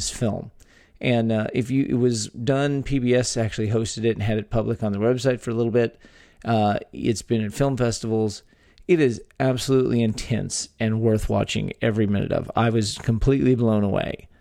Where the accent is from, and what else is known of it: Texas, United States; born or raised there